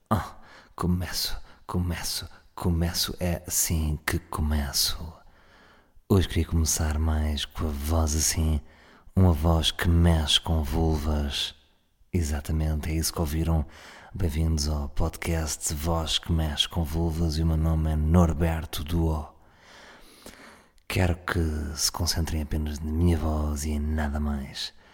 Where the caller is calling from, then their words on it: Ovar, Aveiro District, Portugal; Uh, sou do Ovar, deixo aqui o meu contacto